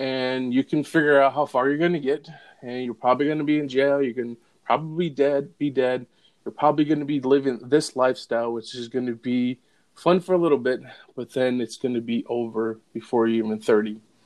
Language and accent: English; Holland, Michigan, United States; moved away as an adult; now in Aurora, United States; I moved from West uh, Michigan, that's where I was yep. born and raised, in a small town called Holland